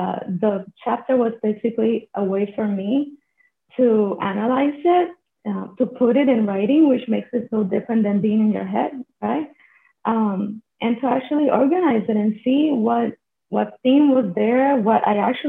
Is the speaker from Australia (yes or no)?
no; Puerto Rico; I am joining from Puerto Rico, which is a small island in the Caribbean. And I am from here, actually. I'm Puerto Rican.